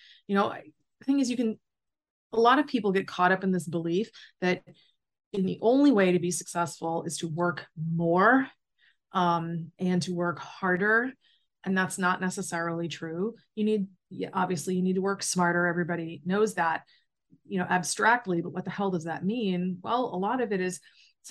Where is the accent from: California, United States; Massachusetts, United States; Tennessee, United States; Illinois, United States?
Massachusetts, United States; Charlton; moved away as an adult; also born or lived in Worcester, Massachusetts / Hawaii; now in Florida, United States; I grew up in Charlton, Massachusetts. And then I spent the next 20 years in Worcester. Then I moved to Hawaii, and now I live in Florida.